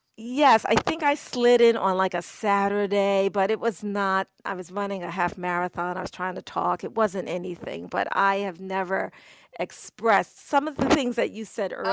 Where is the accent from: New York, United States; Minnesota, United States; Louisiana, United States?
New York, United States; I'm a New Yorker.